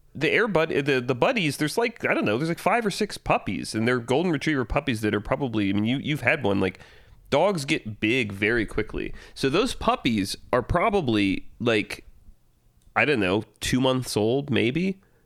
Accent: Fayetteville, Georgia, United States; I'm from Fayetteville, Georgia

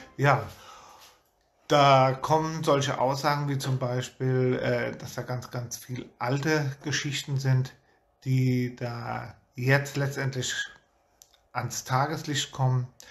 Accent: Germany; wir hier auch als Deutsche

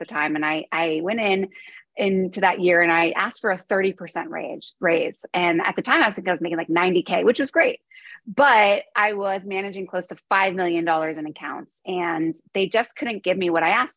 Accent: New York, United States; So I am from New York, born and raised

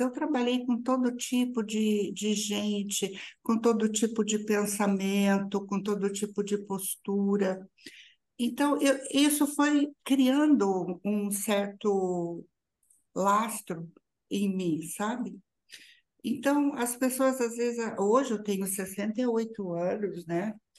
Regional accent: São João da Boa Vista, São Paulo, Brazil; moved away; da cidade onde eu nasci e que voltei, que é São João da Boa Vista

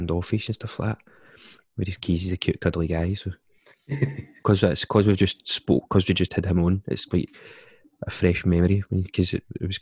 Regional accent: Glasgow, Scotland, United Kingdom; I went to school at Clevedon, which was the first 2 years was Mary Hill, and then the second 2 years was doing it at Kelvindale

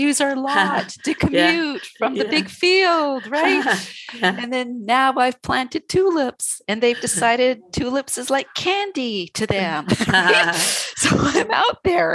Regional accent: Canada; being Canadian

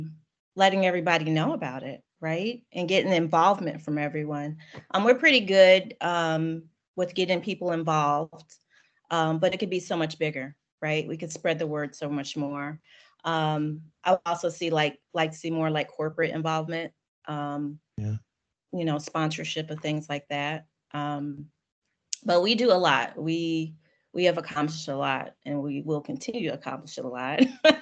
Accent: St. Louis, Missouri, United States; also born or lived in New York City / Raleigh; I was born in New York City. I moved to St. Louis in the third grade for my dad's job. They moved us here to St. Louis. So I've pretty much been here ever since, except for a year I was in Raleigh, North Carolina.

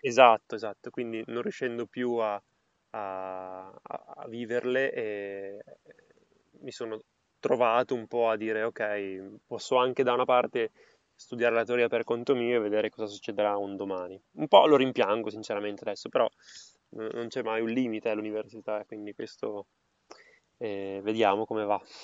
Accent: Parma, Emilia-Romagna, Italy; In realtà sono a Parma, nella mia città natale

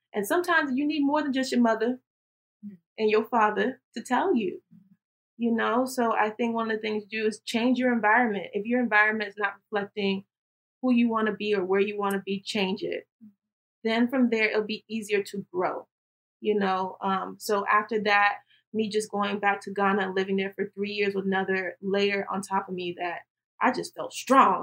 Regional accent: Tallahassee, Florida, United States; born and raised in Tallahassee, Florida.

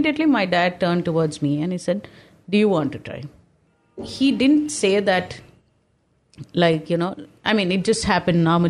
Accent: Secunderabad, Telangana, India; we are people from Secunderabad. So we are exactly by the bund, sir. So in my passport, if you see, born in Secunderabad, but my address is Hyderabad 80.

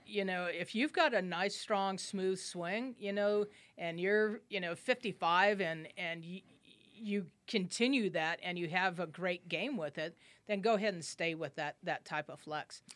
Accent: Albuquerque, New Mexico, United States; I grew up here in Albuquerque

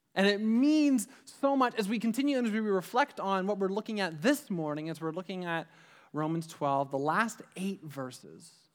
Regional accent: Ajax, Ontario, Canada; we grew up in the Durham region. I lived, I lived in Ajax

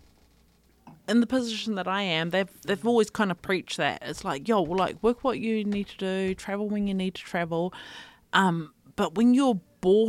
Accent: Avarua, Cook Islands; majority of my life, we grew up in Rarotonga

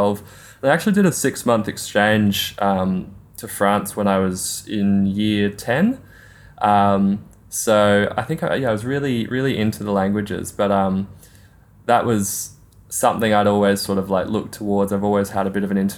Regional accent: Melbourne, Victoria, Australia; moved away as an adult; after I finished school, I sort of moved around a fair bit. So I haven't actually been back in Melbourne for sort of long periods of time for a while

